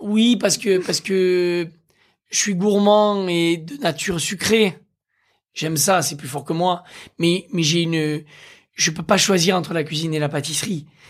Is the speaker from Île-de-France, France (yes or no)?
no; Aveyron, Occitania, France; j'ai grandi dans l'Aveyron